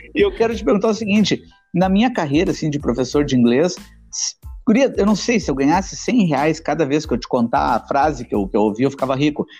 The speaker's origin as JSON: {"language": "Portuguese", "town": "Porto Alegre", "region": "Rio Grande do Sul", "country": "Brazil", "said": "eu sou da zona, zona norte de Porto Alegre"}